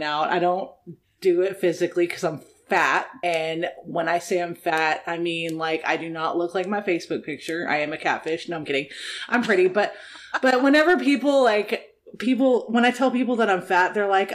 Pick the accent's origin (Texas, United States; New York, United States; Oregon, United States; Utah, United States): Texas, United States; Dallas; also born or lived in Fort Worth area, Texas; Yeah, so I'm from Dallas. I'm living in the Fort Worth area